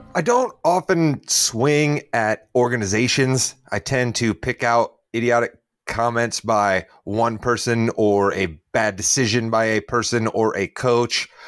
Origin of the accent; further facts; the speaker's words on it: United States; I'm American. I am not from Canada or somewhere else